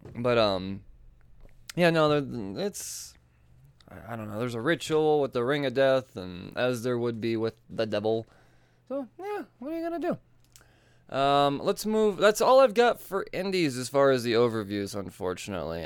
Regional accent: Colorado, United States; I'm from Colorado

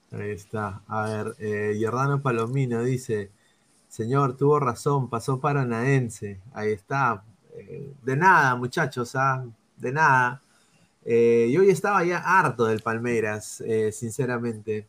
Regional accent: Peru; como peruano

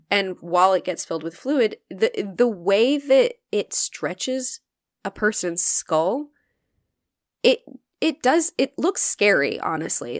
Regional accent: Northwest Connecticut, United States; I grew up in Northwest.

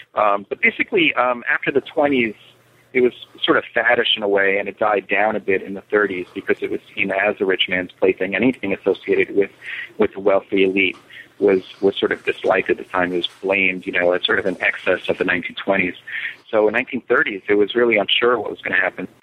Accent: New York, United States; now in Miami, United States; I live um, in Miami most of the year, but I, I, I spend summers in New York City. Um, and I grew up in New York

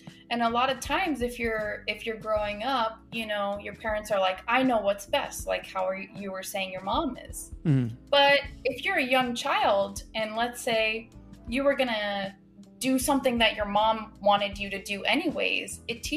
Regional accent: Massachusetts, United States; now in South Florida, United States; I grew up in Massachusetts.

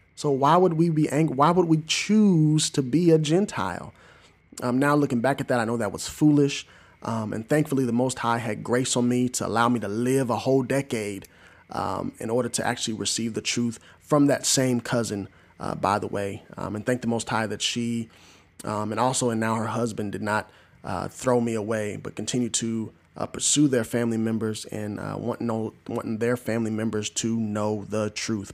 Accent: Southern Illinois, United States; moved away; also born or lived in Arlington, Tennessee; in Southern Illinois, my hometown

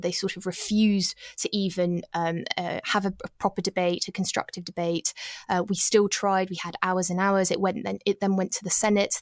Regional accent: United Kingdom; now in Paris, France; It wasn't fun being British in Paris

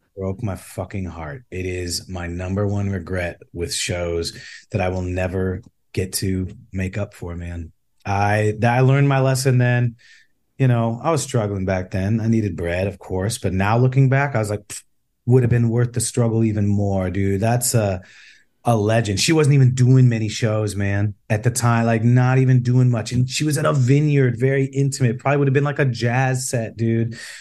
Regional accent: Chicago, Illinois, United States; I grew up in the South Side of Chicago

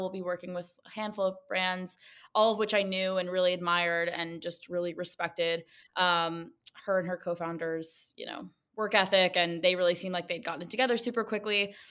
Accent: New York City, New York, United States; I grew up in Manhattan

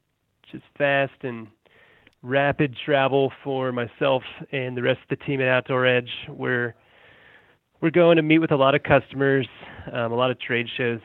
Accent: Colorado, United States; also born or lived in Massachusetts; So I've lived here for almost 22 years. I was born in Massachusetts, and my family's from New England. And my parents moved me and my brother out to Colorado when we were little kids

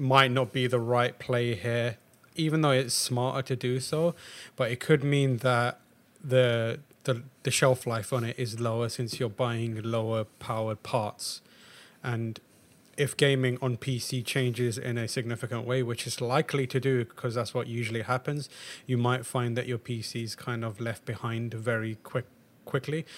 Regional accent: England, United Kingdom; moved away; also born or lived in Pakistan; being English and Pakistani

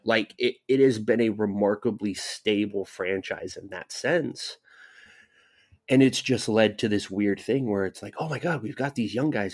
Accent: Southern California, United States; I grew up in Southern California

